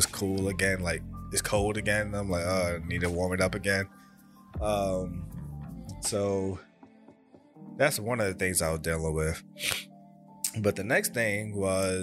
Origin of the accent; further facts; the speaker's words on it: New York, United States; moved away; I grew up born and raised in New York, and it's where I spent basically my childhood at. Then I moved over, I moved out of state